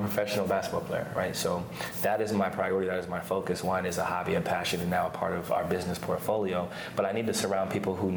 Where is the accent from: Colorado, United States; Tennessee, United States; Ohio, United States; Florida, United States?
Ohio, United States; Canton; moved away as an adult; also born or lived in Lehigh University, Pennsylvania; now in Oregon, United States; I grew up in Canton, Ohio.